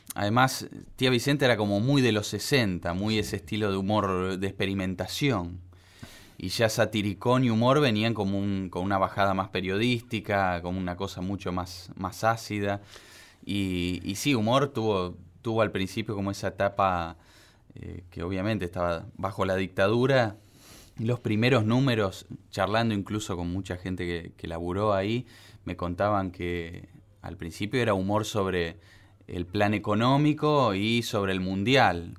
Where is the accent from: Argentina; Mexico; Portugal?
Argentina; Santa Fe; moved away; mi infancia fue allá en Santa Fe, este, Ciudad Cordial